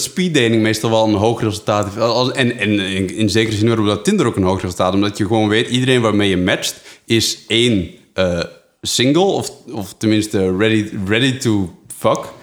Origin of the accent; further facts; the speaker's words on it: Netherlands; also born or lived in Flanders; now in Belgium; als Nederlander in Vlaanderen